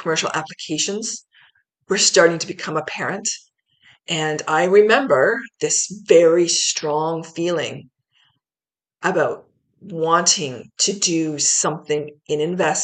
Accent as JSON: {"language": "English", "town": "Ancaster", "region": "Ontario", "country": "Canada", "tie": "born or raised there", "also_born_or_lived": "Hamilton", "said": "was born in Hamilton, and then we moved to Ancaster"}